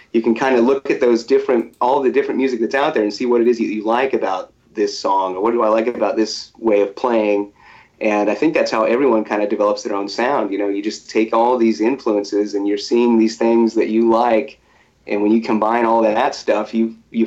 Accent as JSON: {"language": "English", "town": "Topeka", "region": "Kansas", "country": "United States", "said": "I'm from Topeka, Kansas."}